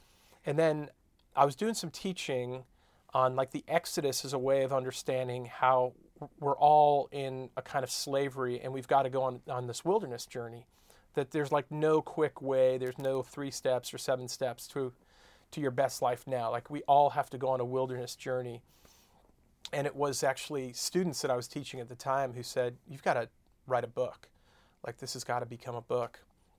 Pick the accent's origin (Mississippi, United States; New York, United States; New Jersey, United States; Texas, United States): New York, United States; Long Island; accent: New York; also born or lived in Iowa / Chicago; I'm from Long Island, New York. Used to have a thick New York accent, but that's gone now after years of being away. And made my way to Iowa for college, and then 2 years in Chicago